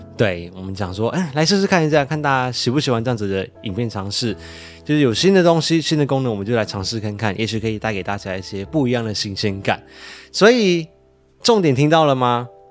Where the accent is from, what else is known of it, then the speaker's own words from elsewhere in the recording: Malaysia; now in Taiwan; 我是马来西亚人